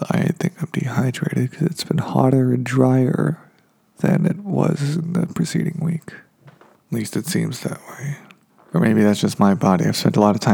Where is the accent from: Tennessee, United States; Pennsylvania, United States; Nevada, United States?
Nevada, United States; Reno; now in Los Angeles, United States; I'm from Reno, Nevada, so that desert's different than down here